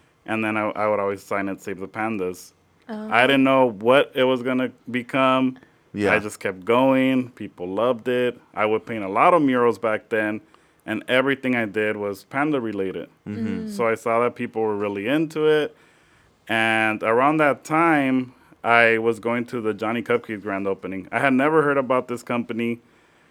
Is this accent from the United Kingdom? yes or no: no; Lynwood, California, United States; also born or lived in Riverside; I am from the L.A. area. I'm from Linwood